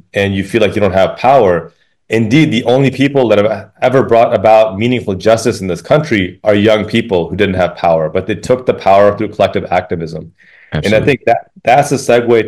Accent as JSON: {"language": "English", "town": "Chicago", "region": "Illinois", "country": "United States", "tie": "born or raised there", "said": "the mosque I attended on the south side of Chicago, 40th South Wabash on 45th and State"}